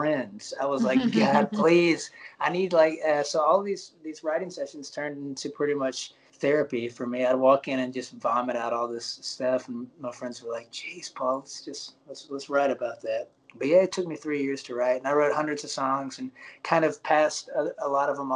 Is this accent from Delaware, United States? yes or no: no; Alabama, United States; moved away; also born or lived in Nashville, Tennessee / Los Angeles, California; I'm from Alabama originally